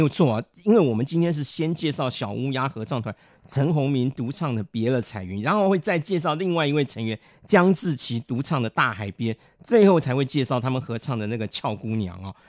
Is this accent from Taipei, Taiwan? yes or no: yes; Beitou, Taipei, Taiwan; 我们北投有三个特色嘛